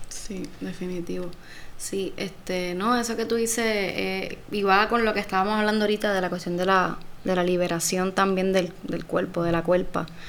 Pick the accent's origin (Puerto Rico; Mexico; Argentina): Puerto Rico; yo soy una mujer puertorriqueña primero que cualquier cosa